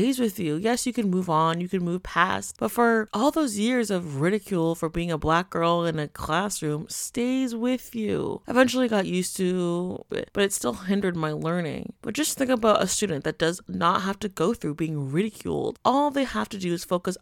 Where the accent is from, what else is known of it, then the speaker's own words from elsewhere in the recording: Canada; me growing up in Canada